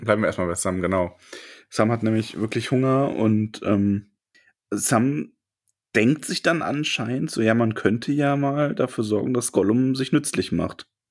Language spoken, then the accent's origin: German; Solingen, North Rhine-Westphalia, Germany; moved away; meiner alten Heimat Solingen